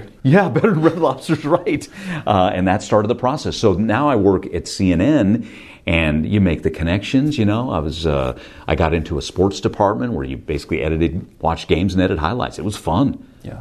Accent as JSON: {"language": "English", "town": "Stockton", "region": "California", "country": "United States", "tie": "born or raised there", "also_born_or_lived": "San Francisco", "moved": "yes", "said": "I'm from Stockton, California"}